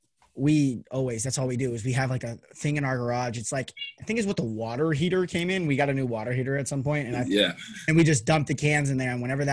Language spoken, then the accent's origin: English; Las Vegas, Nevada, United States; also born or lived in Oregon; I'm born and raised in Las Vegas.